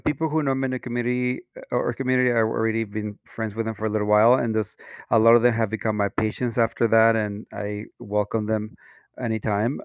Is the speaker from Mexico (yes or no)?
yes; Mexico; moved away as an adult; now in United States; I'm a Latino, um, was born and raised in Mexico. I moved to the U S when I was twenty-seven